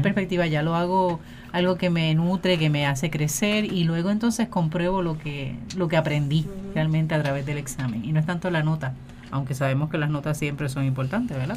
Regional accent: Puerto Rico; nuestra realidad como pueblo puertorriqueño

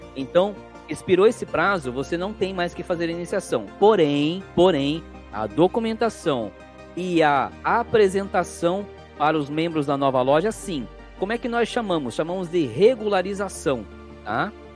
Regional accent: Cananéia, São Paulo, Brazil; Eu sou de Cananéia, litoral sul, tá? é uma ilha

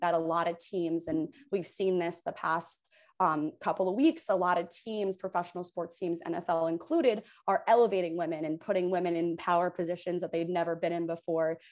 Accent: Hoboken, New Jersey, United States; also born or lived in New York City / North Carolina / Providence; I'm from Hoboken, New Jersey, uh, born and raised fifth generation

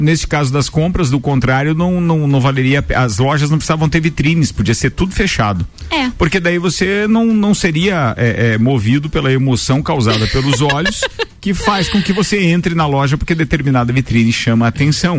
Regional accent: Bom Retiro, Santa Catarina, Brazil; Bom Retiro, que é a cidade onde eu nasci

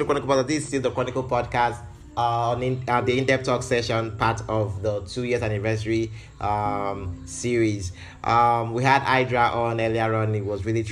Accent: Nigeria; as a Nigerian

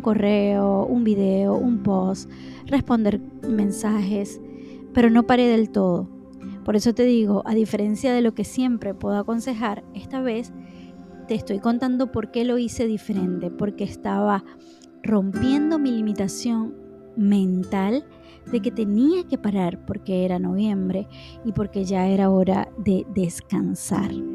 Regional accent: Maracaibo, Zulia, Venezuela; moved away; nosotros en mi país, los venezolanos, y específicamente o, más específicamente en mi ciudad que se llama Maracaibo

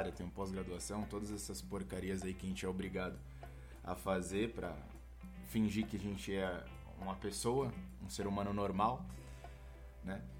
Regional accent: Paraná, Brazil; now in São Paulo, Brazil; eu por mais que eu moro em São Paulo, eu não sou de São Paulo, não tenho nenhum orgulho dessa cidade aqui. Eu sou do Paraná

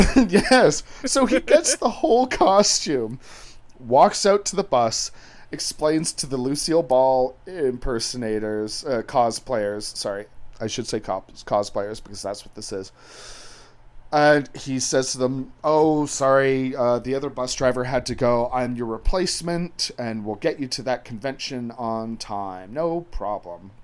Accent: England, United Kingdom; I'm English

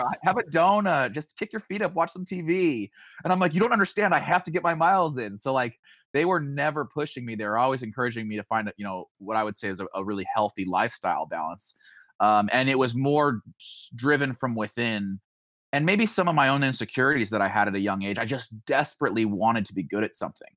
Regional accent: Boise, Idaho, United States; now in Springfield, United States; growing up in Idaho

